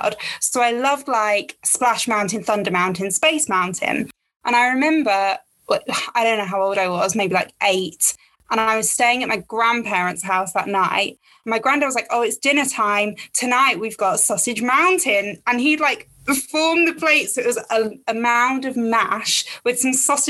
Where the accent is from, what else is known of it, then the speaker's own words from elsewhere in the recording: Essex, East of England, United Kingdom; I am from Essex